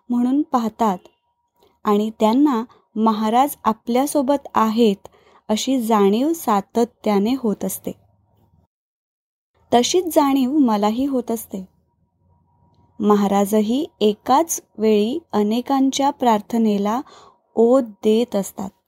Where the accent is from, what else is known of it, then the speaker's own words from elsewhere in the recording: Pune, Maharashtra, India; now in Panaji, India; सध्या पणजी गोवा येथे वास्तव्यास आहे माझं माहेर पुण्याला तिथून शेगावची पालखी जायची